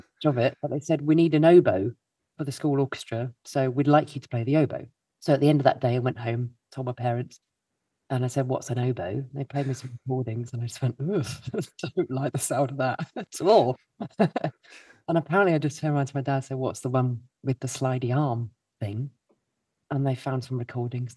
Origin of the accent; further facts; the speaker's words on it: Milton Keynes, South East England, United Kingdom; I grew up in Milton Keynes. Someone's got to come from Milton Keynes. That's me.